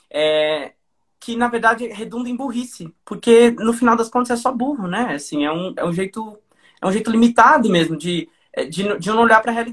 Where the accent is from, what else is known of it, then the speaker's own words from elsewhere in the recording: Portugal; Você que fala português é um dicionário ambulante, eu que sou português, você é um Aurélio